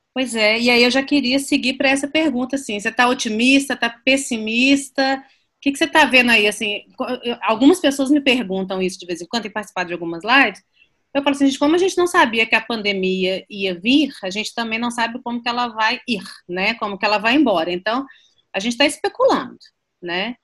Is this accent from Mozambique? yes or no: no; Minas Gerais, Brazil; como mineiro